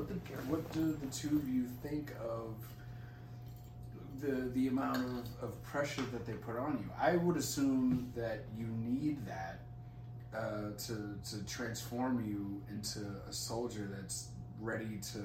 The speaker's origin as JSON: {"language": "English", "country": "United States", "said": "Makes. I am American."}